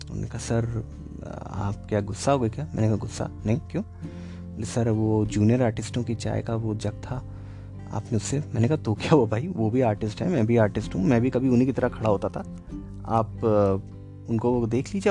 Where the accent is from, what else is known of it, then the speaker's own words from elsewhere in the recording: Kolkata, West Bengal, India; मैंने कहा मैं कैलकटा से हूँ